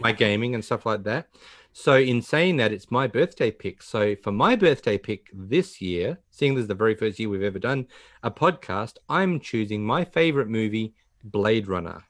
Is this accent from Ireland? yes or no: no; Australia; being an Australian